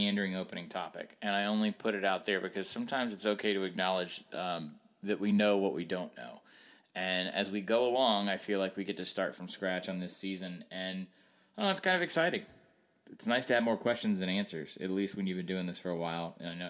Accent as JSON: {"language": "English", "region": "the South", "country": "United States", "also_born_or_lived": "Washington, D.C.", "said": "being a Southerner but not being a Mississippian, and then being a displaced Southerner for most of my life because I spent a long time in D.C. My family moved around a lot."}